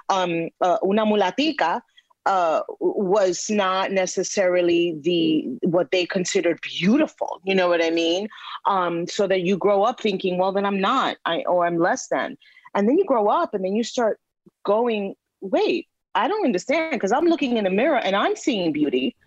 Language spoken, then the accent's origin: English; New York City, New York, United States; a New Yorker, you know, uh, born and raised in New York, but from Latino parents